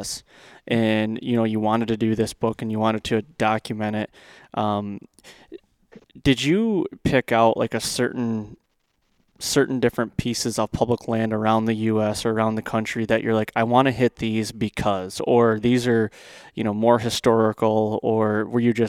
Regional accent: central Michigan, United States; I grew up in Michigan as well, central Michigan

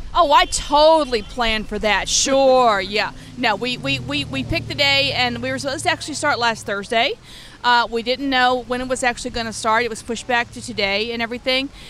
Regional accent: Louisiana, United States; now in Los Angeles, United States; I'm originally from Louisiana

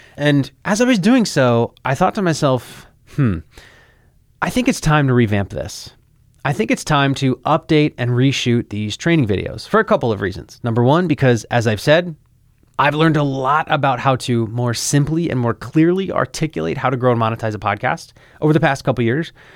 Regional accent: Philadelphia, Pennsylvania, United States; moved away as an adult; now in Florida, United States; I literally moved a thousand miles away from my hometown in Philadelphia. I moved to Florida

